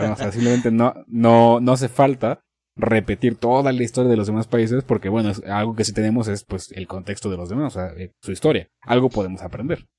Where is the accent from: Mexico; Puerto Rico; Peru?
Mexico; aquí en México